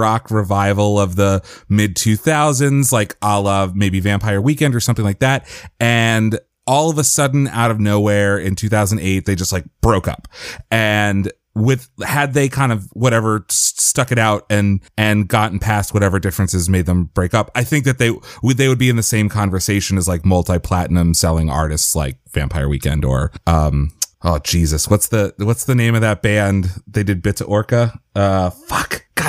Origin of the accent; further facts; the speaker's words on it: Philadelphia, Pennsylvania, United States; I grew up in Philadelphia and I went to school in Boston and at Boston University.